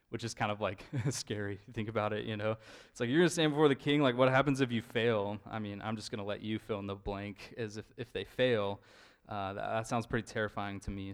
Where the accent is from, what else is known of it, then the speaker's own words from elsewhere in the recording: Idaho, United States; moved away as an adult; now in Eugene, United States; I'm from Idaho